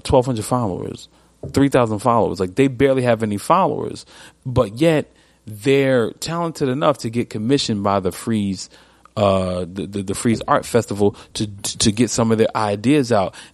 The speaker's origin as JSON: {"language": "English", "region": "New York", "country": "United States", "said": "I'm from New York."}